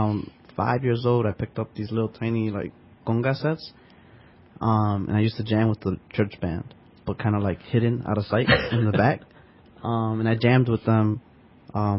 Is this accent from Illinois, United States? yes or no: yes; Chicago, Illinois, United States; first language Spanish; English is a second language; I'm Puerto Rican and born and raised in Chicago